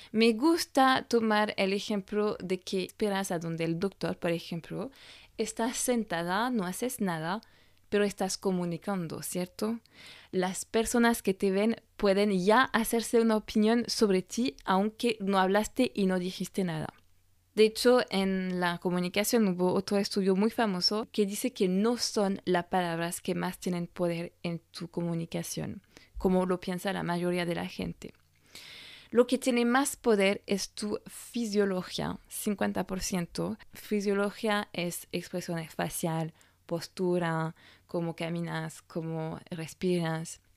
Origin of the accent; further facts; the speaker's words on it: France; francesa y coach de imagen